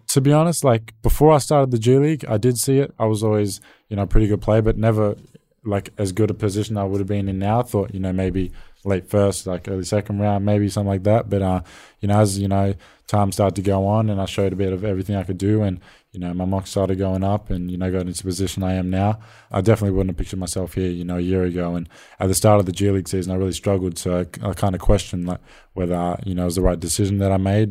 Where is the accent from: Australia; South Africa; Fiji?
Australia; being an Australian role model